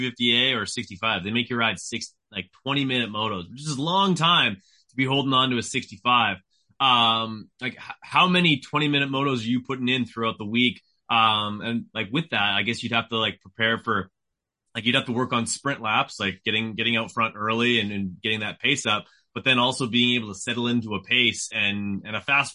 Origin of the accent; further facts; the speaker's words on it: Canada; I'm from Canada